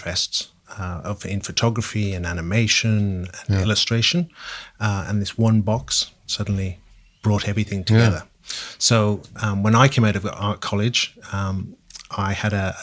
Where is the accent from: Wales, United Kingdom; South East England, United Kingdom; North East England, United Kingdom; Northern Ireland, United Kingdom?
Wales, United Kingdom; moved away as an adult; also born or lived in London; moved from my home country, Wales, down to London